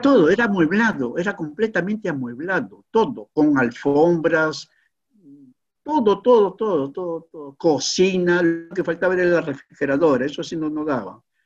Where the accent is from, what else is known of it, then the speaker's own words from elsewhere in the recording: Peru; nuestro querido Perú